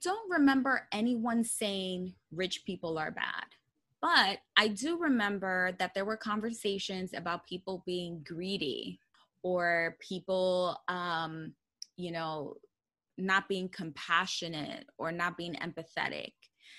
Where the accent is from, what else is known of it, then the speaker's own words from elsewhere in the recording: Bronx, New York, United States; I was proud that I was a daughter of an immigrant, that I, you know, was born and raised in the Bronx. I came from a low income household